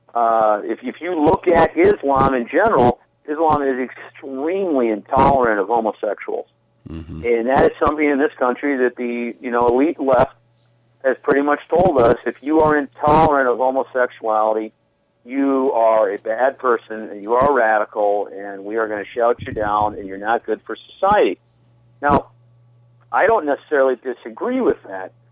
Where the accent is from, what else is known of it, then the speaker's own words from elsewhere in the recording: St. Paul, Minnesota, United States; I grew up in, I uh, was born in St. Paul